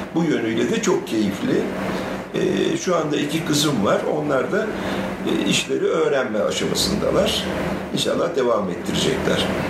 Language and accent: Turkish; Ankara, Turkey; also born or lived in Diyarbakır; Ben e, Ankara'da doğdum. E, hayatımın küçük bir bölümü hariç hep Ankara'da yaşadım